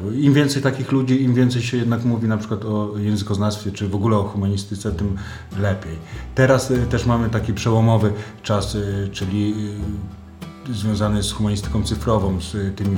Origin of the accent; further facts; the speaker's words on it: Poland; jestem z Polski